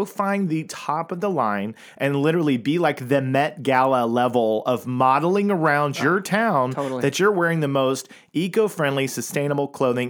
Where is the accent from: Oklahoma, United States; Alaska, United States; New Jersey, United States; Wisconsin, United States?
Oklahoma, United States; Tulsa; I grew up in that world. I grew up in Tulsa, Oklahoma